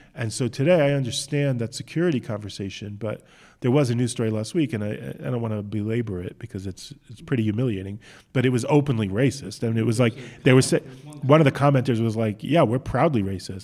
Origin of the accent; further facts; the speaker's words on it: United States; now in Israel; I'm an American.